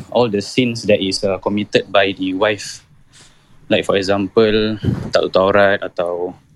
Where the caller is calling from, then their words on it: Jurong, Singapore; Saya daripada Jurong, bang.